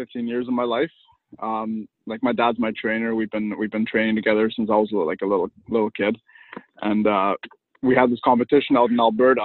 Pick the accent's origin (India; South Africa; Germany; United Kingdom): Germany; also born or lived in Kazakhstan; now in Chilliwack, Canada; I was born in Kazakhstan, but I grew up in Germany, so I'm half Russian and half German